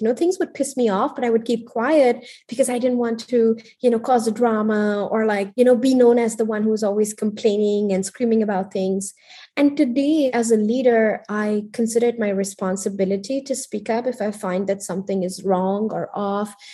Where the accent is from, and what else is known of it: India; born or raised there; moved away as an adult; also born or lived in Paris